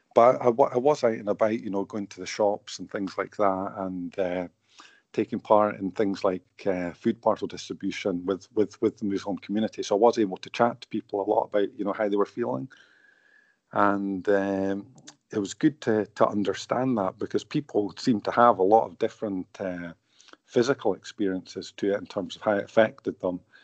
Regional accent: St Andrews, Scotland, United Kingdom; now in Bradford, United Kingdom; I grew up in Scotland, you know, and I live in Bradford

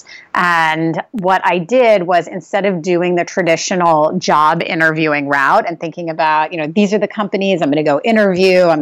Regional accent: New York City, New York, United States; moved away as an adult; also born or lived in Australia / Singapore; now in Santa Monica, United States; I grew up in New York City. We actually moved there when I was 5 years old. So I was born in Australia

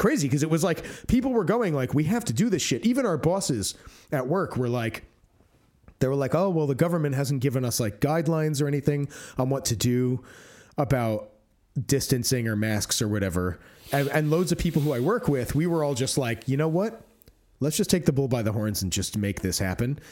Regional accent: United States; now in United Kingdom; I'm American, but I'm also, you know, half Greek, and I live here on the strength of my Greek and therefore E U citizenship

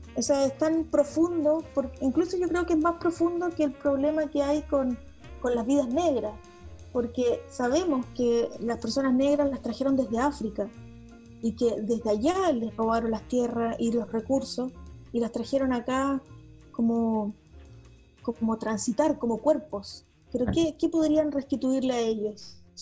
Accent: Patagonia, Aysén, Chile; yo crecí en la Patagonia, crecí entre el campo y la ciudad

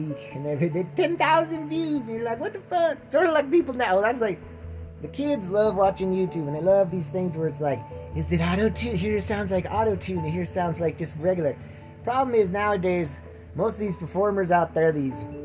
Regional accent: Butte, Montana, United States; My hometown of Butte, Montana

